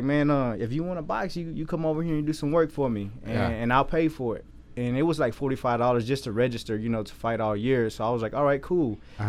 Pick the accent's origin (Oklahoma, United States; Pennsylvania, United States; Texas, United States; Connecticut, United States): Texas, United States; Waco; I'm born and raised in Waco.